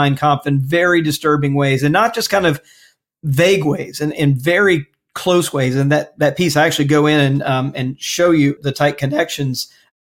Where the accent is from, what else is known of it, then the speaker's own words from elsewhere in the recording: Mississippi, United States; I grew up in Mississippi